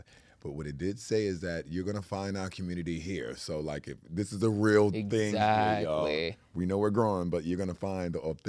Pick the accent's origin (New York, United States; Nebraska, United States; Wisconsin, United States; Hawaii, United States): New York, United States; Brooklyn; So, you know, I'm from Brooklyn, from Brownsville.